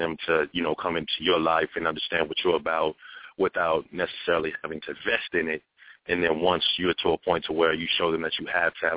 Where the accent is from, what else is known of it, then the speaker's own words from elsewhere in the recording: Phoenix, Arizona, United States; I grew up in West Phoenix out here